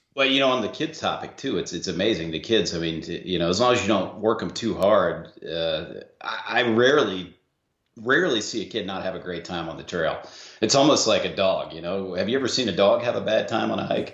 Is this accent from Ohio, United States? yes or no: yes; Ohio, United States; now in Atlanta, United States; I was born in Ohio